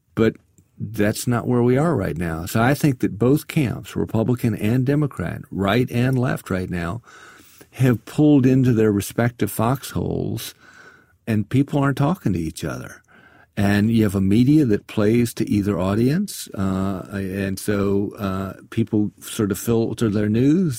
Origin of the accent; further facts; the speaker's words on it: South Carolina, United States; I come from South Carolina